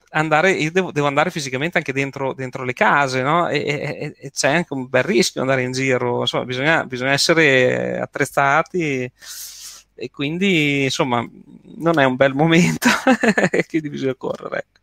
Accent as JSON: {"language": "Italian", "region": "Marche", "country": "Italy", "accent": "Bolognese", "lives_now": "Bologna, Italy", "said": "no, so, la cosa bella è che non sono bolognese, eh, sono, io sono marchigiano, quindi, però sono sempre vissuto qui insomma, qui a Bologna."}